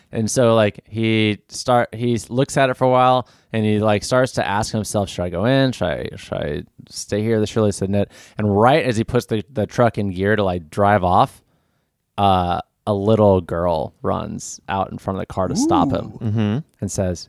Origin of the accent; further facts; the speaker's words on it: California, United States; I'm actually from California.